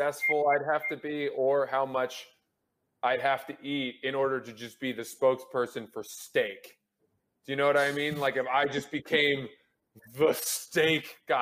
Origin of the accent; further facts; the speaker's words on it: United States; I'm an American